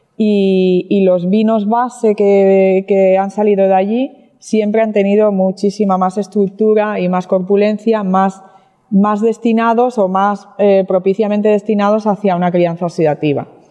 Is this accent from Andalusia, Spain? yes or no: no; Barcelona, Catalonia, Spain; now in Jerez de la Frontera, Spain; yo no soy eh, jerezana, no soy andaluza, soy de Barcelona, soy catalana